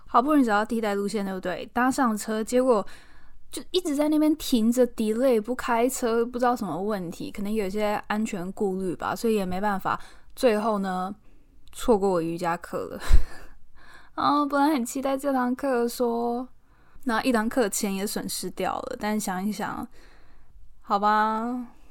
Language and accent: Chinese; Taiwan; moved away as an adult; now in London, United Kingdom; 我来自台湾